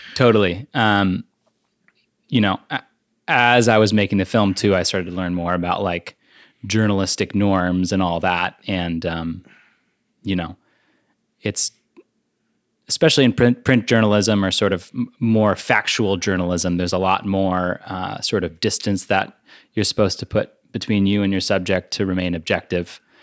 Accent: Connecticut, United States; now in Vermont, United States; an adopted Vermonter. Um, I grew up in Connecticut in what I like to call the panhandle

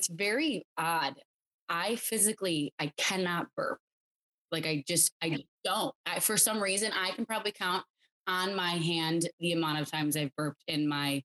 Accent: Buffalo, New York, United States; I'm from Buffalo. I graduated Clarence High School in 2012.

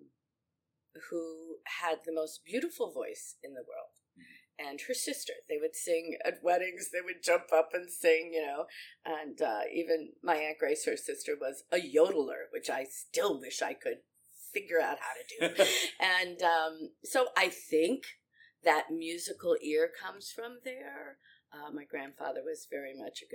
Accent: La Grange, Illinois, United States; I grew up in LaGrange. I live in LaGrange Park now

